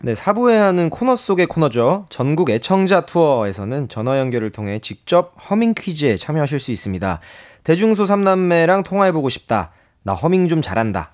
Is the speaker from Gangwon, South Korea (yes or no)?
no; Busan, South Korea; 제가 부산 출신이라서